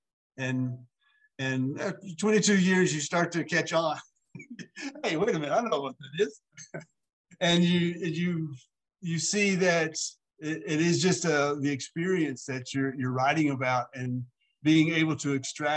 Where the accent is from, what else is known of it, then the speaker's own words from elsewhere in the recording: South Central Kentucky, United States; also born or lived in Alaska / Mill Springs, Kentucky; I come from South Central Kentucky, where storytelling is a tradition